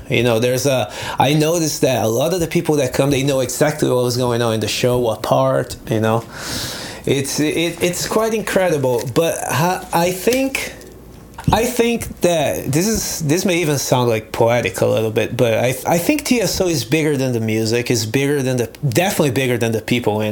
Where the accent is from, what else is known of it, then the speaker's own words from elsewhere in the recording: Brazil; English is a second language; moved away as an adult; also born or lived in Nebraska, United States / California, United States; now in United States; I grew up in Brazil